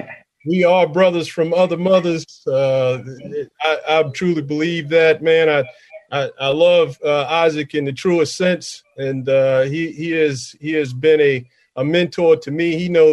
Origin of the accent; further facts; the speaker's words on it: Newport News, Virginia, United States; I'm a grandfather of three. I grew up on the peninsula of Virginia, the Newport News, Hampton area. I'm a product of a single mother household who often struggled financially, but brought a lot of love to us.